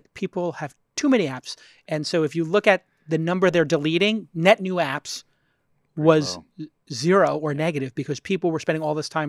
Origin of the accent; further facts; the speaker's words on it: New York City, New York, United States; I'm from Brooklyn.